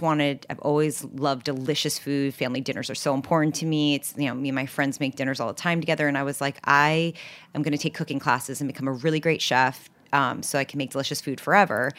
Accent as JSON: {"language": "English", "town": "New York City", "region": "New York", "country": "United States", "tie": "born or raised there", "also_born_or_lived": "Los Angeles", "said": "I grew up in New York City on the Upper West Side, 87th and Broadway"}